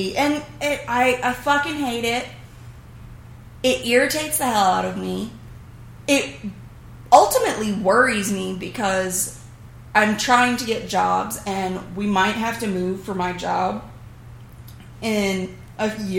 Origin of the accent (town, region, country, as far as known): the South, United States